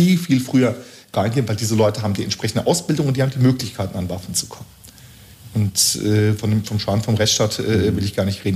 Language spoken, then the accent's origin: German; Flörsheim am Main, Hesse, Germany; in Flörsam am Main, meiner Heimatgemeinde